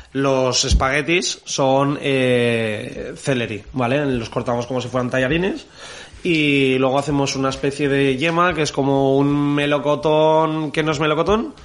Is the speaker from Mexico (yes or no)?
no; Traiguera, Valencian Community, Spain; en Traiguera, en Castellón, de donde yo soy